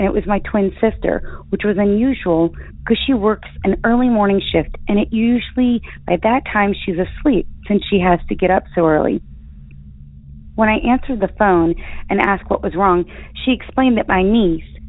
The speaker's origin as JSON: {"language": "English", "region": "Appalachia", "country": "United States", "tie": "born or raised there", "also_born_or_lived": "Virginia / West Virginia", "said": "My sister and I were raised in Appalachia, in Virginia and West Virginia"}